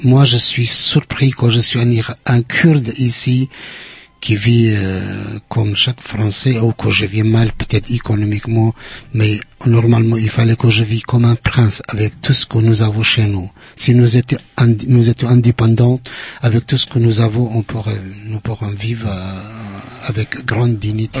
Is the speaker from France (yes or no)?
no; Kurdistan Region, Iraq; French is a second language; moved away as an adult; moi, je suis kurde